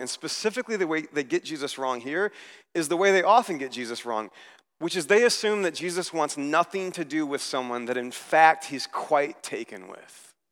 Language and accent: English; United States; I was here as an American